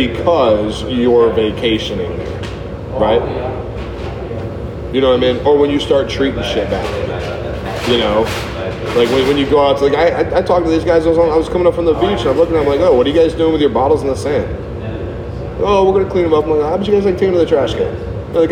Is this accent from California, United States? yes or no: no; Hawaii, United States; I'm a white guy in Hawaii.